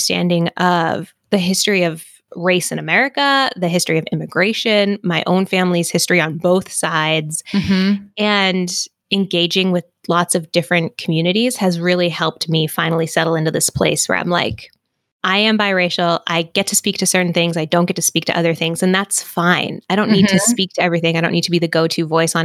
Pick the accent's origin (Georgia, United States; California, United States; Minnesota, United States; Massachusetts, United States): Massachusetts, United States; moved away; I'm from Massachusetts originally